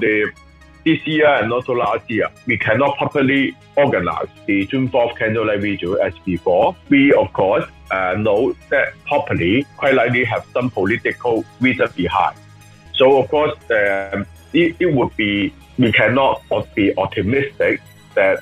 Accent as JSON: {"language": "English", "country": "Hong Kong", "tie": "born or raised there", "said": "I was born in Hong Kong, so I will continue to stay here"}